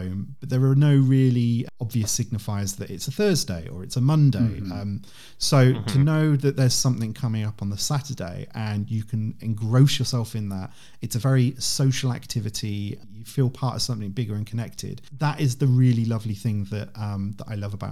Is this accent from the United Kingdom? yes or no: yes; United Kingdom; as a Brit